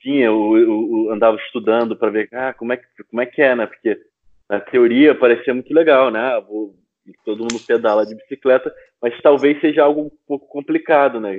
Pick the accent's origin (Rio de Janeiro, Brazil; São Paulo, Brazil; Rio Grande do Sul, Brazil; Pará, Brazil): Rio de Janeiro, Brazil; moved away as an adult; also born or lived in Lisbon, Portugal; now in Amsterdam, Netherlands; como carioca e brasileiro